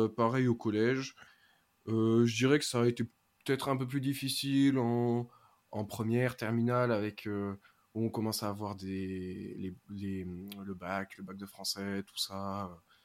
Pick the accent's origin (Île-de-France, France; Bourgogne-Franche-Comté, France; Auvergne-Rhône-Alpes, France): Auvergne-Rhône-Alpes, France; Ardèche; je viens de l'Ardèche, donc petit lycée, petit collège, tout ça